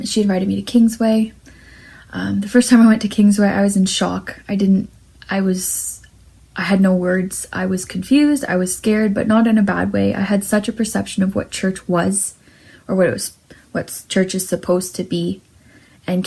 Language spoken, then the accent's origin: English; St. Catharines, Ontario, Canada; I was born and raised in St. Catharines, with my mom, my dad, and my sister